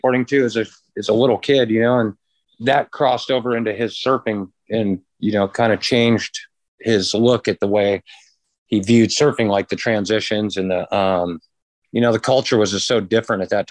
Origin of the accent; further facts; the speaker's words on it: San Clemente, California, United States; moved away as an adult; also born or lived in Capistrano Beach, California / San Juan Capistrano, California; now in Hawaii, United States; I was born in San Clemente General Hospital and grew up in San Clemente and Capo Beach